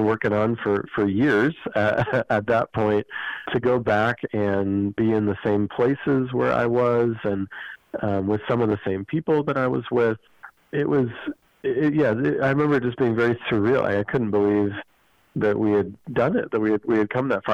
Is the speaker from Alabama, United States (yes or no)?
no; Idaho, United States; I grew up here in Idaho.